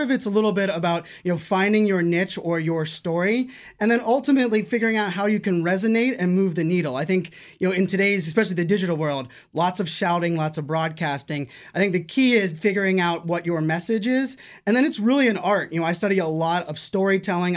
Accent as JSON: {"language": "English", "town": "Pittsburgh", "region": "Pennsylvania", "country": "United States", "tie": "born or raised there", "said": "I grew up in Pittsburgh, Pennsylvania"}